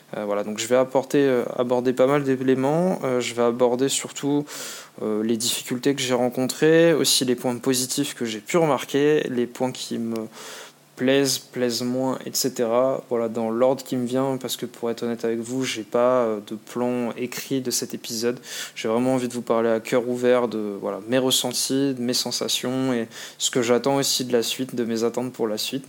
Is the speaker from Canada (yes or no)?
no; France; moved away as an adult; now in Australia; on est français